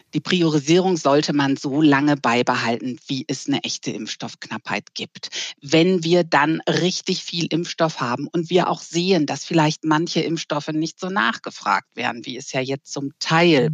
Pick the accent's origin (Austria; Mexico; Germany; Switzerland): Germany; bei uns in Deutschland